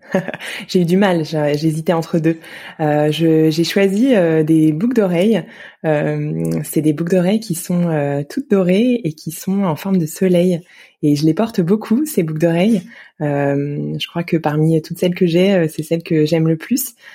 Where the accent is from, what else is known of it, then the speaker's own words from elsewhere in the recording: Yerres, Île-de-France, France; j'ai grandi à Hier, dans l'Essonne